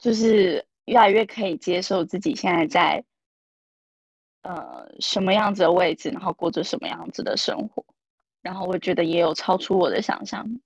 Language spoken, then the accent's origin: Chinese; Taiwan; moved away as an adult; now in Shanghai, China; 因为我是从台湾来大陆工作的嘛，然后我在这里也没有家人，